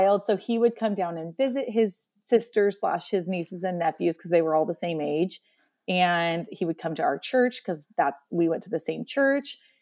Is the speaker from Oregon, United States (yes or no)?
yes; Columbia Gorge, Oregon, United States; also born or lived in central Washington; now in Washington, United States; In Oregon, I was born and raised, um, along the Columbia River in what we call the Columbia Gorge